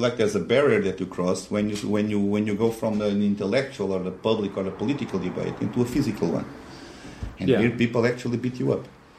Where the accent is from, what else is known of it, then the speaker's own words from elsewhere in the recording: Lisbon, Portugal; now in Budapest, Hungary; I'm from Lisbon.